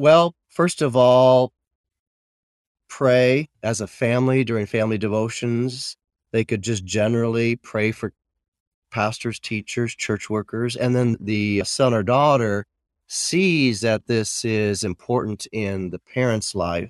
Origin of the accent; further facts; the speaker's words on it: Michigan, United States; now in Plano, United States; I grew up in Michigan on a farm.